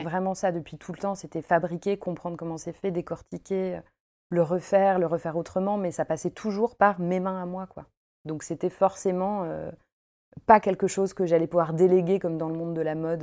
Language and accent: French; Paris, Île-de-France, France; moved away as an adult; now in Lyon, France; je viens de Paris. Je suis une vraie parisienne pure souche, mais ça fait une dizaine d'années que je me suis installée à Lyon